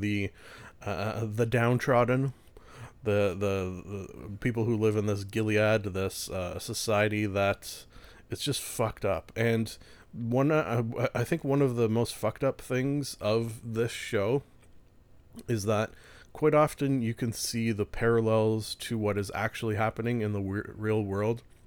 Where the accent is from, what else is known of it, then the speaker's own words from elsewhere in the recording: Canada; being a Canadian